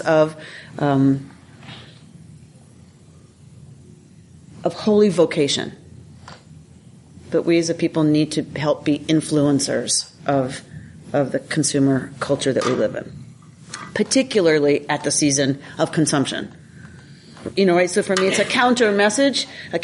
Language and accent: English; United States; also born or lived in Duluth, Minnesota; as American Jews